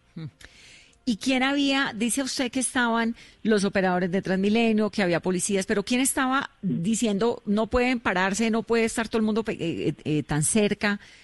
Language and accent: Spanish; Cali, Valle del Cauca, Colombia; yo soy caleña